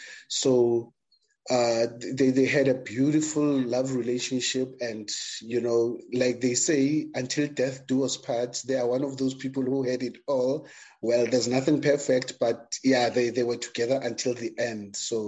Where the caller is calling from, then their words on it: Johannesburg, Gauteng, South Africa; Okay, I'm joining you from Johannesburg, South Africa.